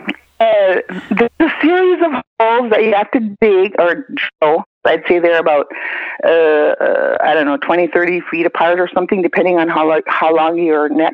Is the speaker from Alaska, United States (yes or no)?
yes; Kotzebue, Alaska, United States; I'm Inupiaq, Alaska native, born and raised in Kotzebue, Kikiktaqwalaq